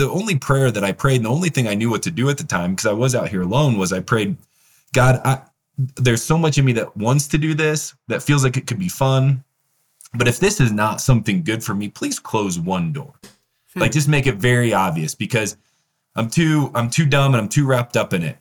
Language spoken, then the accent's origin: English; Northern Indiana, United States; also born or lived in Peru; I'm from the Midwest. I'm from Northern Indiana.